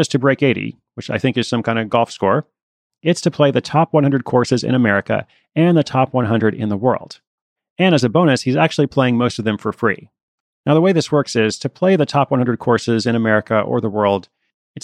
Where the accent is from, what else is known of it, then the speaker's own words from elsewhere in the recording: Portland, Oregon, United States; my hometown of Portland